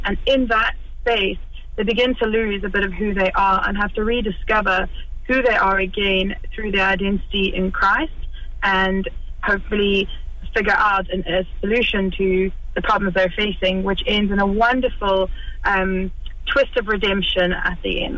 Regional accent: South Africa; moved away as an adult; now in Kilkenny, Ireland; I grew up in South Africa

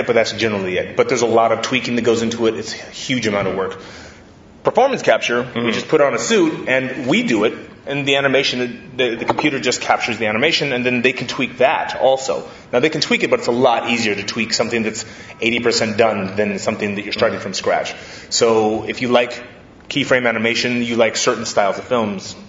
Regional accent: Hawaii, United States; I grew up in Hawaii, and my mom put me into karate when I was a kid

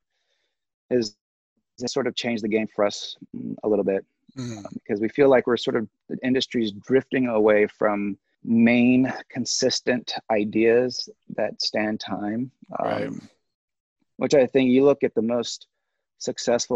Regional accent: Sierra Leone; moved away; I was born and raised in Sierra Leone

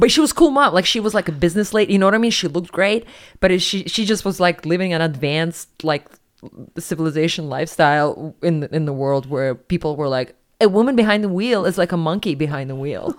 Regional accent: Siberia, Russia; moved away as an adult; also born or lived in New York; I'm from Siberia

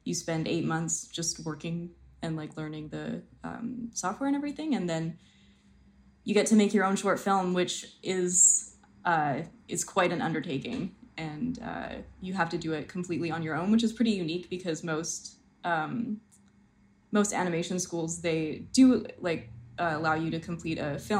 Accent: Edmonton, Alberta, Canada; moved away as an adult; also born or lived in Toronto; I was from Edmonton and then moved to Toronto

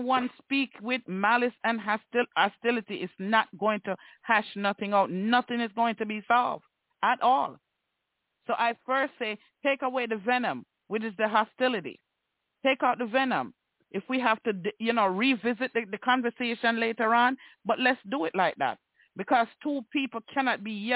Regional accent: Jamaica; I am a Jamaican. So I refer to my culture and how I see the Jamaican men in my culture act.

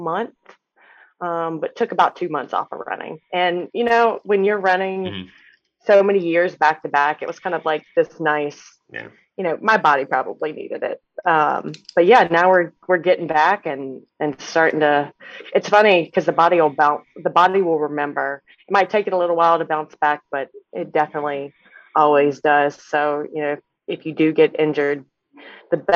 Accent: Charlotte, North Carolina, United States; the Charlotte Marathon, I think, you know, it's my hometown

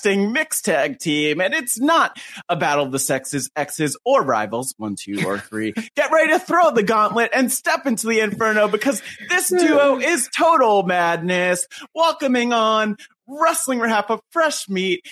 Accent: New Jersey, United States; I grew up in North Jersey

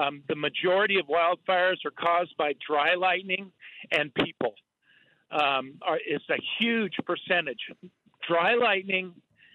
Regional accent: California, United States; also born or lived in Alaska; now in Prudhoe Bay, Alaska, United States; I'm from California.

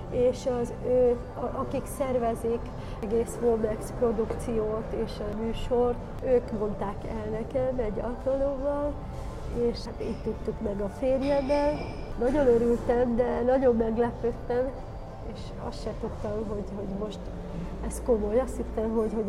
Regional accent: Hungary; De mi vagyunk a második magyarországi előadó

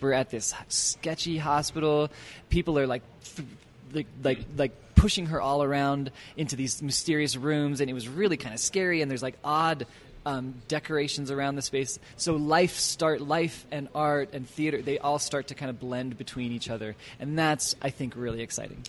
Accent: Annapolis, Maryland, United States; moved away as an adult; also born or lived in Washington, D.C. area; now in Utah, United States; we settled in Maryland by the time I was five, and I lived my whole childhood in Maryland, in Annapolis

